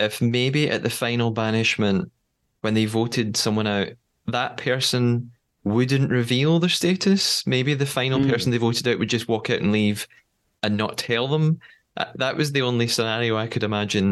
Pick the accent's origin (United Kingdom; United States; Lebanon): United Kingdom; As a British person, we don't pronounce it like this